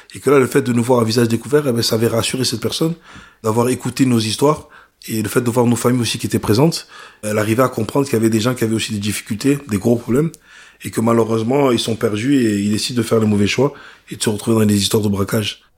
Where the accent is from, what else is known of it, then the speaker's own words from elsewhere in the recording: Vitrolles, Provence-Alpes-Côte d'Azur, France; also born or lived in Ancona, Italy; chez moi à Marseille, à Vitrolles